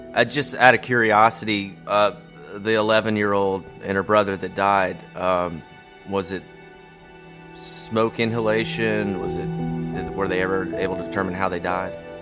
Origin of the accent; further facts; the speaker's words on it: Atlanta, Georgia, United States; I grew up in Atlanta my whole life, but I spent practically every summer in western North Carolina with my grandparents up around Murphy